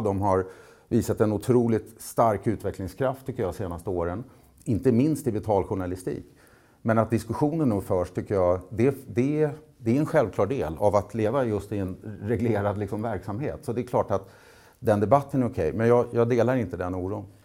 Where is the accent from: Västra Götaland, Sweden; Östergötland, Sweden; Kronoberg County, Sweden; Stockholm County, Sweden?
Stockholm County, Sweden; Nynäshamn; Nynäshamn där jag är ifrån